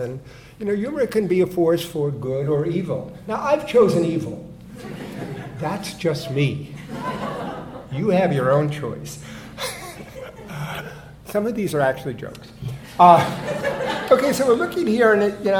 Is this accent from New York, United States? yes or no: yes; New York, United States; I'm from New York